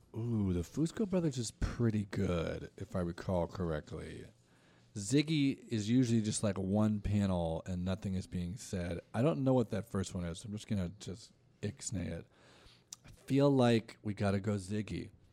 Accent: Orange County, California, United States; now in Los Angeles, United States; grew up, I'm from Orange County, and I, like, grew, I grew up, like, around Disney

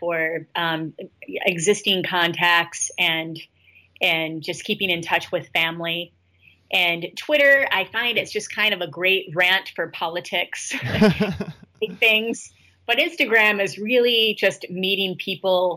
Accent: Flint, Michigan, United States; now in Los Angeles, United States; my hometown of Flint

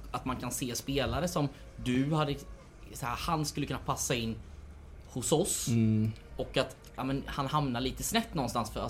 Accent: Jönköping, Jönköping County, Sweden; Jag är från Jönköping

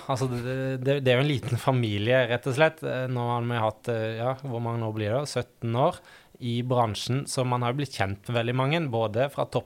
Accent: Øystese, Vestland, Norway; now in Oslo, Norway; Eh, og eh, er fra Hardanger, Øystese. Har en liksom miksa dialekt av alle ting. Eh, så noen tror jeg er fra Haugesund, og noen tipper òg Sørlandet

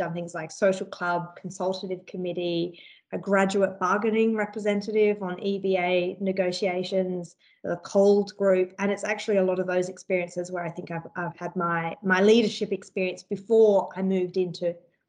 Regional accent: Adelaide, South Australia, Australia; Before then, I came from Adelaide and I'd worked as an industrial organiser

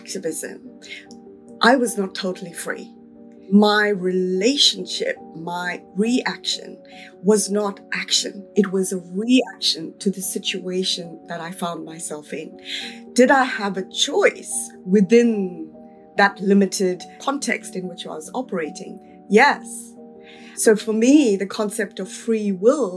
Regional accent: South Africa; In terms of South Africa, when I was growing up

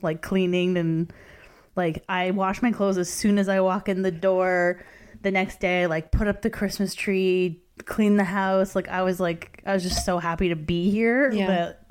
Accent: Canada; maybe it's being Canadian

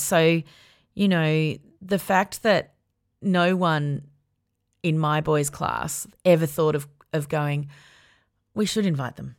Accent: Melbourne, Victoria, Australia; also born or lived in Sydney; when I was ten, we moved from Sydney to Melbourne

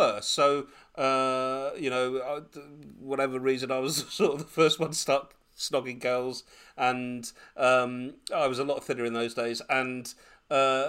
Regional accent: United Kingdom; I was born in Britain, and super Anglicised.

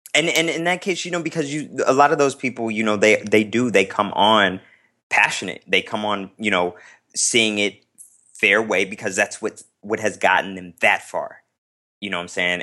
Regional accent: Las Vegas, Nevada, United States; moved away as an adult; now in Chicago, United States; I'm from Las Vegas, Nevada

